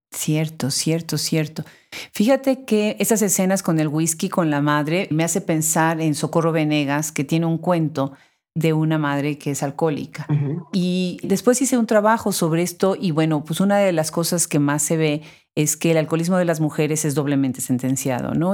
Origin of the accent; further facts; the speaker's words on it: Puebla, Mexico; en Puebla, mi ciudad natal en México